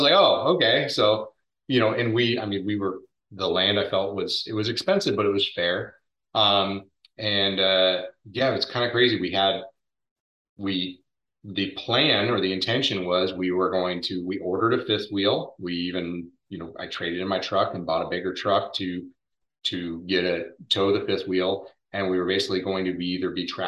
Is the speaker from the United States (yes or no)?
yes; Oregon, United States; moved away as an adult; also born or lived in Spokane, Washington; now in Florida, United States; I grew up in Oregon